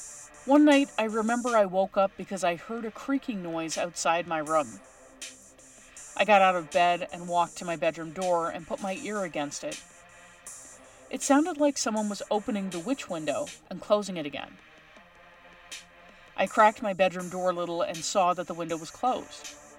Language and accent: English; La Paz, Bolivia; I grew up in La Paz, Bolivia, in a very old house.